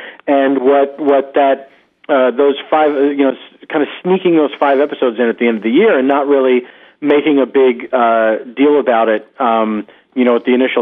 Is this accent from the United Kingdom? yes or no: no; Philadelphia, Pennsylvania, United States; moved away as an adult; also born or lived in Los Angeles; now in New York, United States; I grew up in Philadelphia.